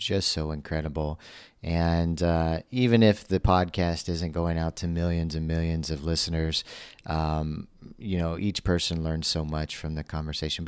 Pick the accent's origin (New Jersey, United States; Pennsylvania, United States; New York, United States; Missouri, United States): Missouri, United States; now in Rio de Janeiro, Brazil; I grew up in Missouri